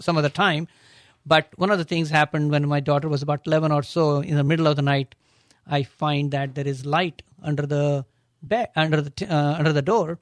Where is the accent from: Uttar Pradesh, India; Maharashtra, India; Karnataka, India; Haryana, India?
Uttar Pradesh, India; Agra; now in United States; my accent is from a city called Agra